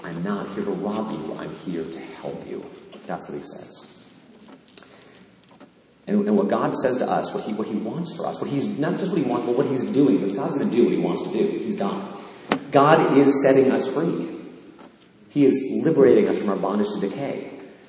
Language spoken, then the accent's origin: English; Canaan, Connecticut, United States; my hometown in Canaan, Connecticut